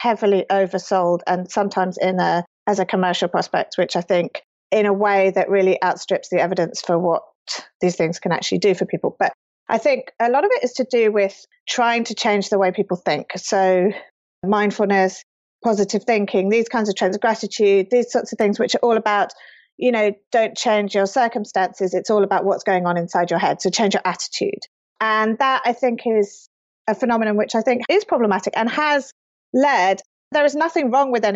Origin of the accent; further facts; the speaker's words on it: United Kingdom; moved away as an adult; now in California, United States; as a British person